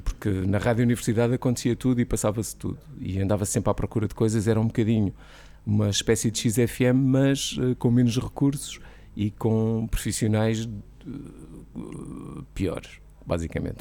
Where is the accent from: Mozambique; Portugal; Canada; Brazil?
Portugal; Figueira da Foz, Centro; moved away as an adult; also born or lived in Coimbra; now in Lisbon, Portugal; fiz rádio em Coimbra, comecei a fazer eh, nas Piratas, na, na Figueira, que é a minha terra natal